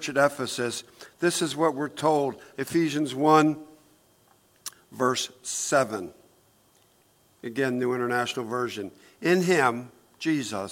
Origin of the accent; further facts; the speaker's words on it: Newark, United States; when I was 10 years old, we lived in Newark, in Brookside, actually. But we moved from Brookside to the other side of town